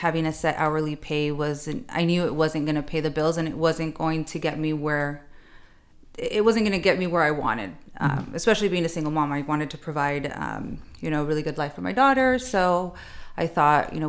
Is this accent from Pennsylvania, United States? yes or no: no; Chula Vista, California, United States; I love Chula Vista. It was great. It was great. Grew up there